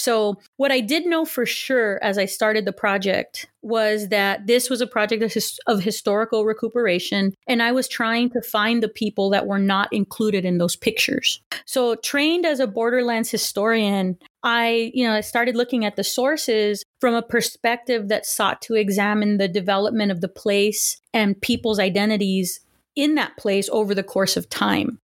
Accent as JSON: {"language": "English", "town": "Los Angeles", "region": "California", "country": "United States", "tie": "born or raised there", "also_born_or_lived": "Huntington Park, California / Texas / Pasadena, California", "first_language": "Spanish", "second_language": "English", "said": "So I was born in Huntington Park, California, um, to working class family, and I'm the eldest of two children. And I pretty much grew up in in the LA area"}